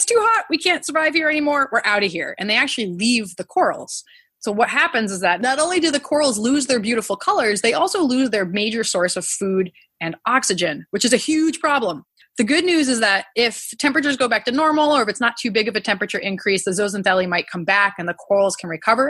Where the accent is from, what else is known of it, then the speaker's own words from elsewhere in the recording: New England, United States; I grew up in New England, and the closest ocean to me is pretty cold ocean water